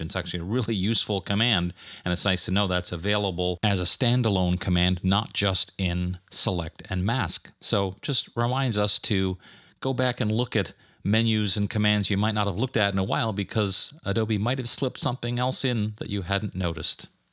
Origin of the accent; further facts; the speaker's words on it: Canada; moved away; teaching up in my home country of Canada